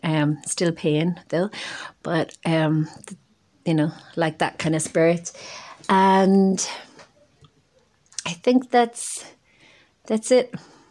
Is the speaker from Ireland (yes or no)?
yes; Donaghmoyne, County Monaghan, Ulster, Ireland; moved away; I'm originally from Dunamine, a small parish in Monaghan, near to Cartmacross, big tidy town winner.